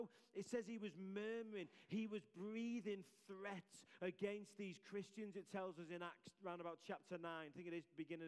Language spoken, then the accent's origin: English; Liverpool, North West England, United Kingdom; accent: Scouse; my Scouse accent